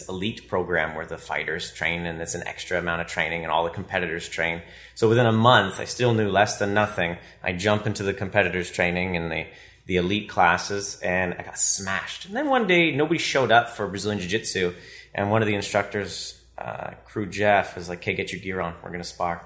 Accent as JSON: {"language": "English", "town": "Ottawa", "region": "Ontario", "country": "Canada", "tie": "born or raised there", "said": "I've been born and raised in Ottawa"}